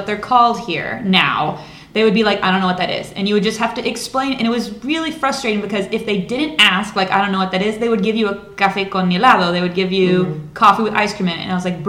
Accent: United States; the U.S.

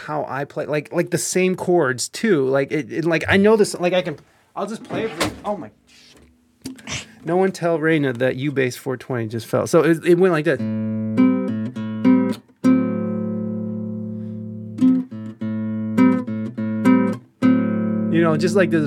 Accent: Ohio, United States; we're from Ohio

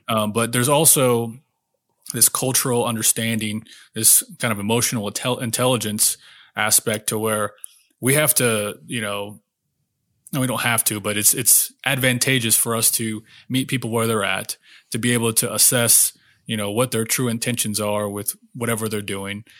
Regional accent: Oklahoma, United States; I grew up in Oklahoma, a real small town

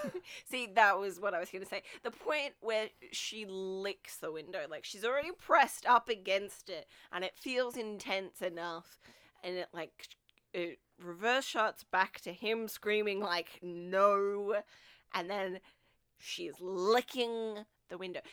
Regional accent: Australia; as an Australian person

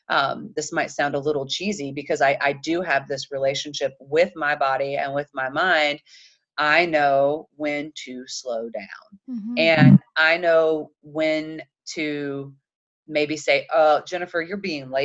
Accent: Chattanooga, Tennessee, United States; I'm from Chattanooga, Tennessee. We kind of joke and say we're the belt buckle of the Bible Belt

